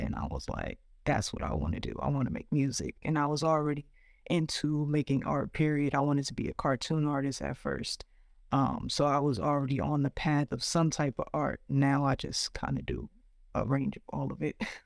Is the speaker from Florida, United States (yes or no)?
no; New Jersey, United States; also born or lived in Brooklyn, New York; we moved maybe when I was about like three years old to South Jersey, and I grew up there